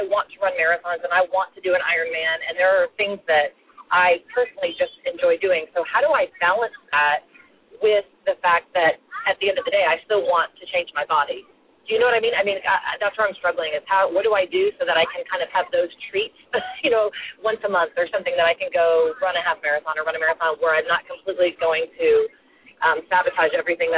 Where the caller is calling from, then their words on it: Prosper, Texas, United States; I'm calling from Prosper, Texas.